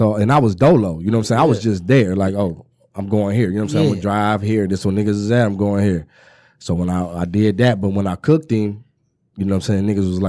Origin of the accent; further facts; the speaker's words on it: Inkster, Michigan, United States; I'm from Inkster